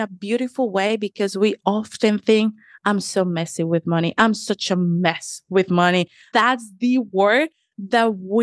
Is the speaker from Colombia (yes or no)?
yes; Colombia; moved away as an adult; now in Washington, D.C., United States; I am a Latina. I'm originally from Colombia, left my home at the age of 18, 19.